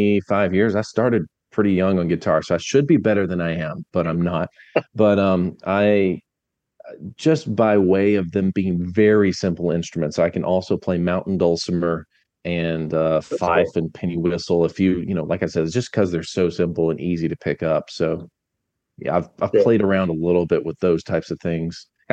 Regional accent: Alabama, United States; accent: Southern; Yeah, I've been born and raised in Alabama. You know, I've been mostly always in Alabama. There was a time I was in Branson, Missouri for a little while, and then now back in Bama.

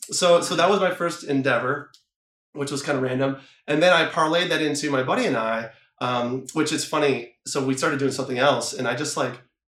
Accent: Ohio, United States; I grew up in Ohio

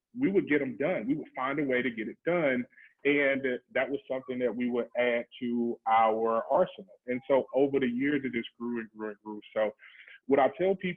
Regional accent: Mississippi, United States; I grew up in Mississippi

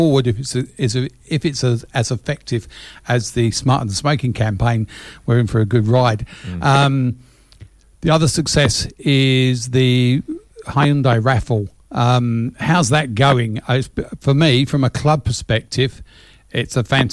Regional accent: England, United Kingdom; now in Australia; when I was growing up in England

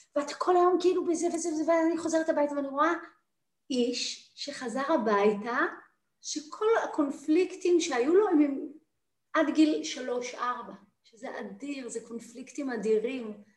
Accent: Jerusalem, Jerusalem District, Israel; moved away; also born or lived in New York / Tel Aviv; אני ירושלמית במקור

